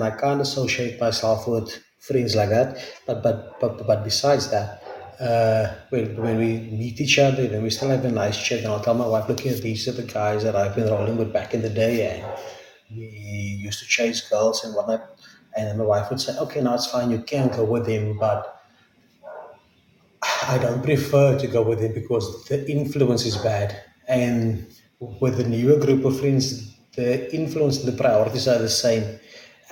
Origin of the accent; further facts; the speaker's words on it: South Africa; English is a second language; I'm from South Africa